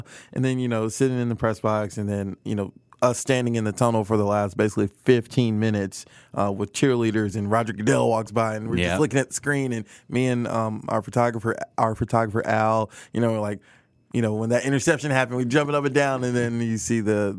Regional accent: Atlanta, Georgia, United States; now in Kansas City, United States; everyone knows I'm from Atlanta

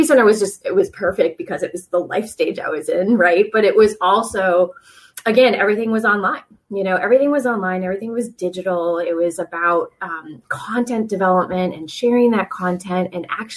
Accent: South Coast of Massachusetts, United States; moved away as an adult; also born or lived in Rhode Island; now in Virginia Beach, United States; I grew up in the South Shore of Massachusetts, not the South Shore, but the South Coast

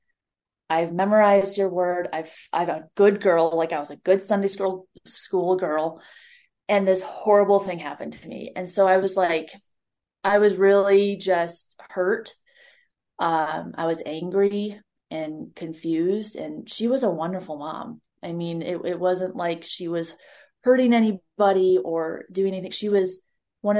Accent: Ohio, United States; moved away; also born or lived in Montana; She was taking a walk on our road back at home in Ohio. I'm originally from Ohio

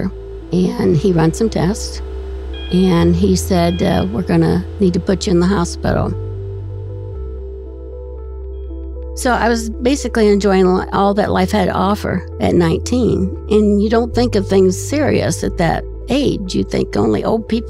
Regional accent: Columbus, Ohio, United States; I'm from Columbus

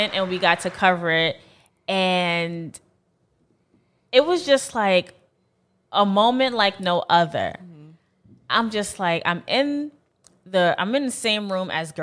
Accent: New York City, New York, United States; I'm a girl from Brooklyn

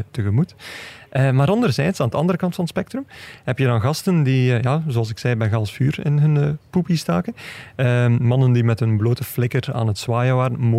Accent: Belgium; Nou, en we kunnen eigenlijk ook als Belgen zeggen

